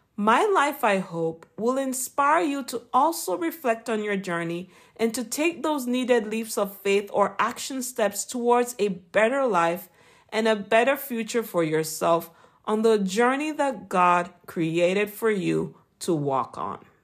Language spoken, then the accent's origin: English; Jamaica; accent: Jamaican; my Jamaican accent